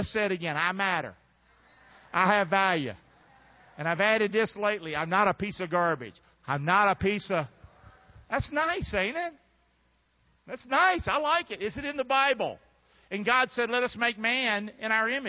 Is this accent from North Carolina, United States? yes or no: yes; Rockingham, North Carolina, United States; moved away; I'm from Rockingham, North Carolina, and I know what it is to be from Carolina and the Carolina folk